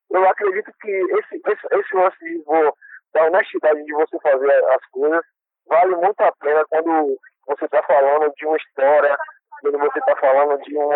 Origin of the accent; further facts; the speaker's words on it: Paulo Afonso, Bahia, Brazil; nós, no caso eu e …, que somos lá de Belo Afonso, a gente tem referência de Pernambuco, Alagoas e Sergipe, sendo que a gente é baiano.